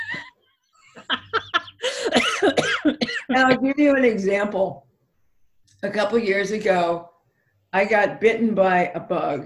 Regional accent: Ireland; I'm Irish

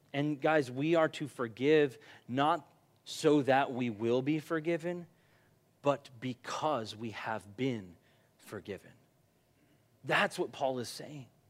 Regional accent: United States; I'm from America

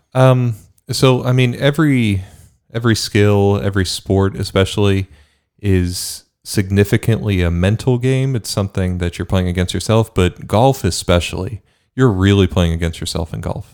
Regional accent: Bermuda; moved away; I grew up in Bermuda

